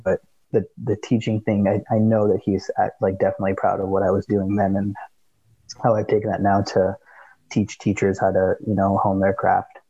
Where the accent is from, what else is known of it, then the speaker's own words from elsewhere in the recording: Seattle, Washington, United States; we're from the from the Seattle area